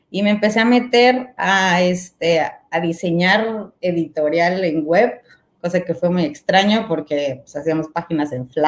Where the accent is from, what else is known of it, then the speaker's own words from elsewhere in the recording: Mexico; moved away as an adult; y terminando la carrera me fui a vivir fuera de México y este, y pues me empecé a meter mucho en el rollo del arte